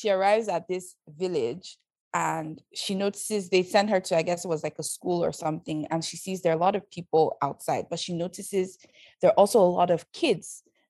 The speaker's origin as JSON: {"language": "English", "country": "Canada", "said": "I'm some girl from Canada who doesn't speak like them. I might be able to switch to Pidgin sometimes, but they know the difference."}